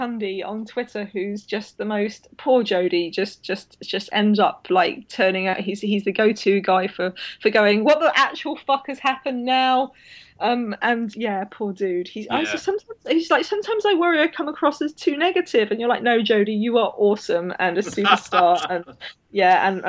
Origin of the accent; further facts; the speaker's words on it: United Kingdom; as a Brit